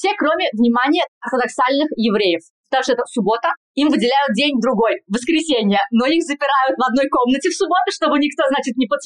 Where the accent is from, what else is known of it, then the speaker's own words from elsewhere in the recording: Kazan, Tatarstan, Russia; accent: Spanish; moved away as an adult; now in Madrid, Spain; Я врач-терапевт, сейчас работаю в Мадриде. Я из Казани, и закончила Государственный Казанский медицинский университет 10 лет назад.